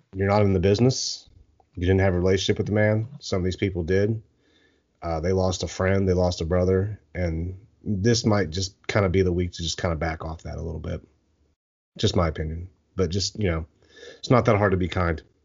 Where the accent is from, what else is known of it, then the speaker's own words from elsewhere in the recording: Eastern Ohio, United States; I grew up in Eastern Ohio